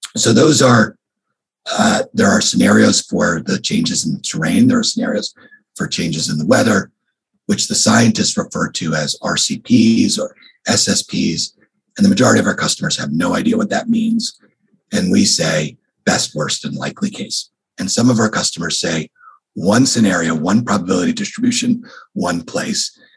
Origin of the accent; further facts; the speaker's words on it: New York, United States; now in California, United States; I grew up in New York